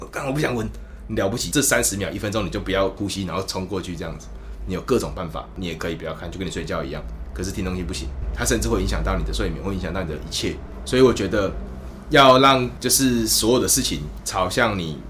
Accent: Kaohsiung, Taiwan; moved away as an adult; also born or lived in Taichung; now in Taipei, Taiwan; 我是高雄人，我去台中住的十年，我现在搬来台北教这个吉他

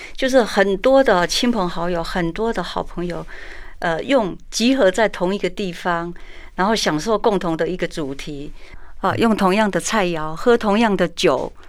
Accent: Taiwan; 我们台湾话鸡婆婆就给伯嘛

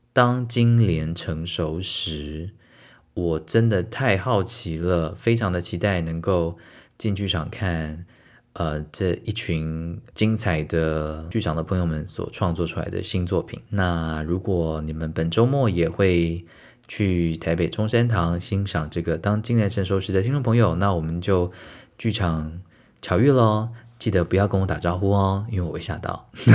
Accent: Taiwan; 我们身为台湾人

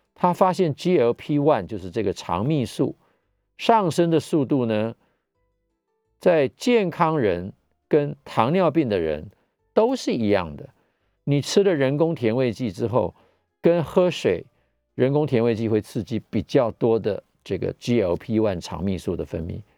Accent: Taiwan; 我们台湾人

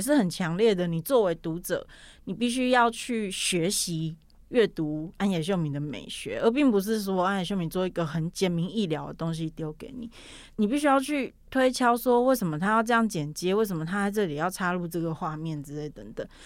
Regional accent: Pingtung County, Taiwan; moved away as an adult; now in Taipei, Taiwan; 我小时候在屏东念书，然后大学的时候上来台北

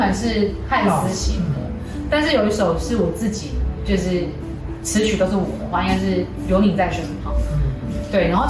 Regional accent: Hualien County, Taiwan; first language Taiwanese indigenous language; Chinese is a second language; moved away; 我本来就住在花莲，就是靠山这样子，

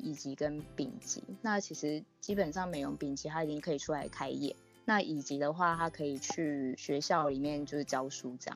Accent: Taipei, Taiwan; 我是台北人

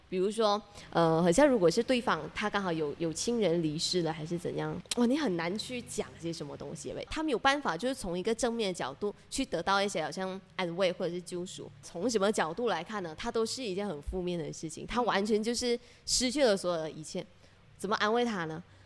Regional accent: Malaysia; accent: Malaysian; 我们我们埋下的乡音在聊， 真的讲讲下的时候，就那一种马来西亚的腔调全部跑出来。

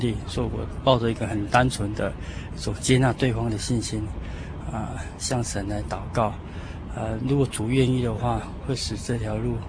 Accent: Taiwan; moved away as an adult; also born or lived in South America; 因为我从小在台湾啊生长在台湾

